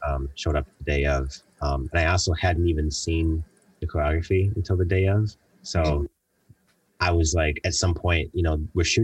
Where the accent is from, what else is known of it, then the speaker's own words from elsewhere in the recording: Buffalo, New York, United States; moved away as an adult; also born or lived in Los Angeles; leaving Buffalo